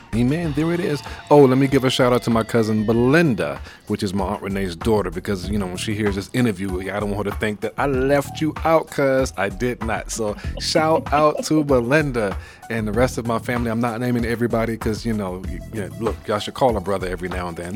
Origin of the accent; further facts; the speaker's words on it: New York City, New York, United States; I'm from Brooklyn.